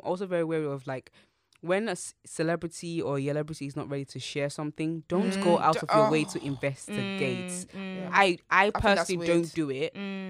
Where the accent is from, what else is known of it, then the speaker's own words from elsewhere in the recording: Nigeria; moved away; I grew up in Nigeria